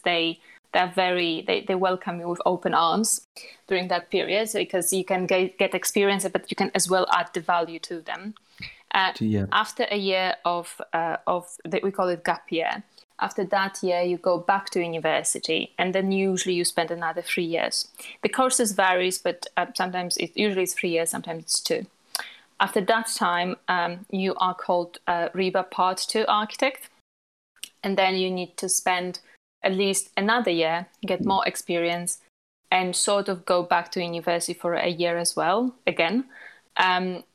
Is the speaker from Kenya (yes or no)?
no; Poland; moved away; I was born in Poland and graduated from architecture in Poland